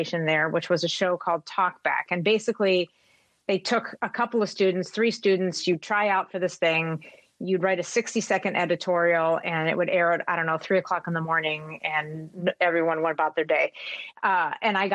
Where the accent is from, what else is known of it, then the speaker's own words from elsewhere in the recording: WKBN's area, Ohio, United States; moved away as an adult; now in Minnesota, United States; my hometown, and I guess I just thought I would grow up and live there forever